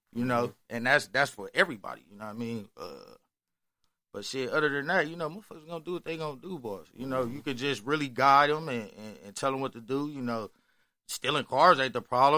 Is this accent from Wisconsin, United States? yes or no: yes; Milwaukee, Wisconsin, United States; growing up in Milwaukee